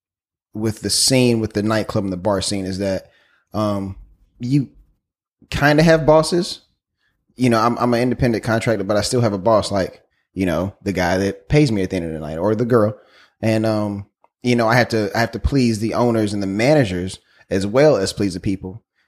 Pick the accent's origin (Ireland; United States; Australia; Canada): United States; South Carolina; I am from South Carolina